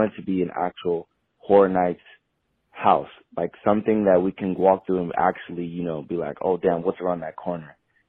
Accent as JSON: {"language": "English", "region": "West Coast", "country": "United States", "said": "So me personally, I'm from the West Coast. So my horror night season is in Hollywood."}